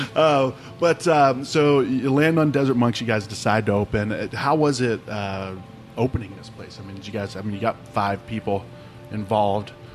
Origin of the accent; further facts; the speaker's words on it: Ohio, United States; moved away; growing up in Ohio, we were right on the Ohio Pennsylvania border